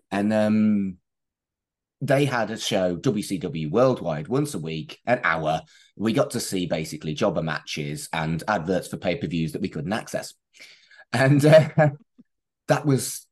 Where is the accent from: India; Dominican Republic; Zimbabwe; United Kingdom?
United Kingdom; Wolverhampton, West Midlands; moved away as an adult; now in Manchester, United Kingdom; I moved here for university, but I grew up in Wolverhampton